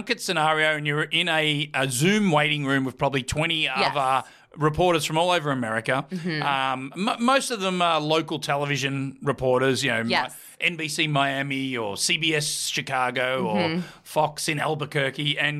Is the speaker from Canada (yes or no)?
no; Australia; moved away